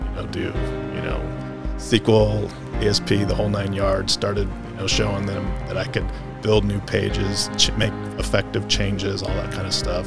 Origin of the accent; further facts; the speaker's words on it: Nampa, Idaho, United States; I wasn't born here, but I moved here when I was like an infant. So I grew up out in Nampa. I'm a Nampa High graduate